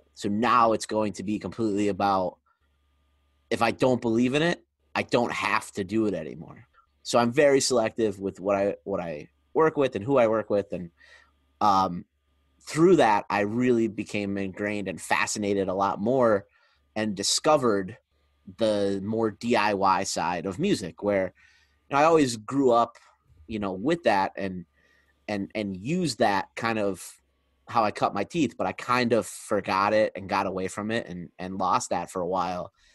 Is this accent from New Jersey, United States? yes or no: no; Scranton, Pennsylvania, United States; moved away as an adult; now in Harrisburg, United States; I'm from Scranton